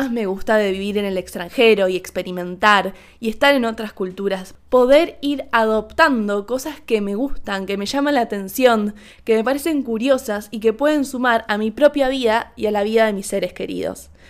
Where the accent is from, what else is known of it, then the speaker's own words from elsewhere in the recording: Argentina; le empecé a decir, perdón, perdón, perdón, soy argentina, perdón, saludamos así.